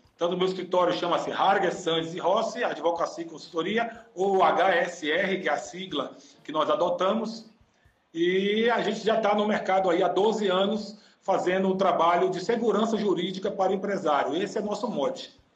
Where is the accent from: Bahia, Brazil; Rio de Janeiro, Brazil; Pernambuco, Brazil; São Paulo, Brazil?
Bahia, Brazil; Salvador; now in Joinville, Brazil; Eu sou de Salvador, mas eu, hoje eu moro aqui em Joinville, né?